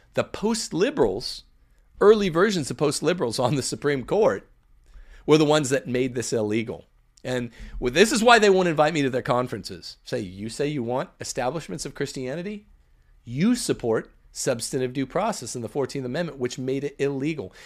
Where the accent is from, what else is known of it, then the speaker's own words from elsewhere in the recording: Mississippi, United States; here in Mississippi, where Josh is, is visiting my home state